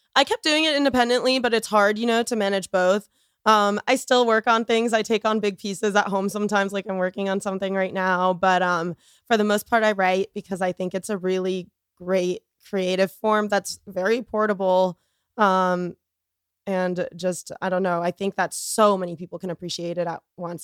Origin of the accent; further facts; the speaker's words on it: Boca Raton, Florida, United States; I grew up in Florida